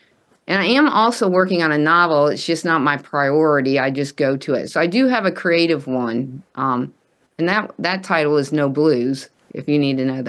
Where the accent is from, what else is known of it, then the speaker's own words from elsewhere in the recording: the South, United States; because I'm from the South, and she would say, you know, you kill people with kindness.